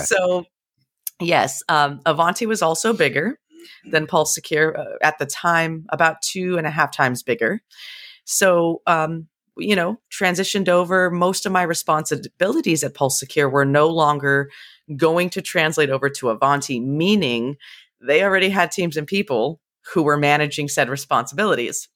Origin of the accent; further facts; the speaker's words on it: San Jose, California, United States; moved away as an adult; also born or lived in central Pennsylvania; now in Pennsylvania, United States; I was born and raised in the Bay Area in California, really in the heart of Silicon Valley